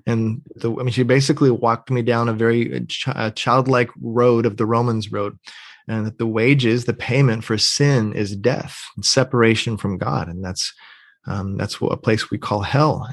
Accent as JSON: {"language": "English", "region": "Pennsylvania", "country": "United States", "tie": "born or raised there", "also_born_or_lived": "North Georgia, United States / Atlanta, Georgia, United States", "moved": "as an adult", "said": "I grew up in Pennsylvania"}